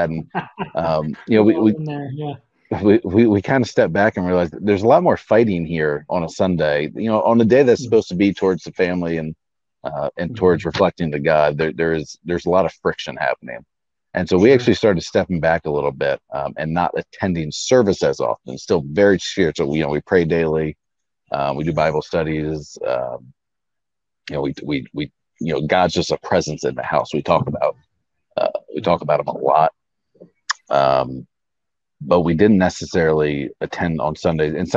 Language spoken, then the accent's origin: English; St. Augustine, Florida, United States; we're from St. Augustine, Florida